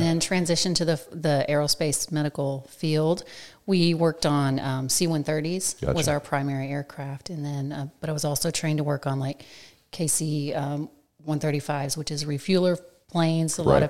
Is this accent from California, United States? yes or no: yes; California, United States; born there; But so where I was born in California.